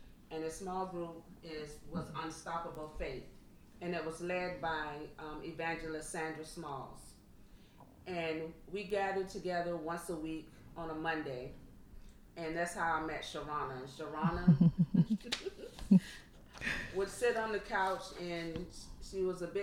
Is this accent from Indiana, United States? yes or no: no; Savannah, Georgia, United States; I am born and raised from Savannah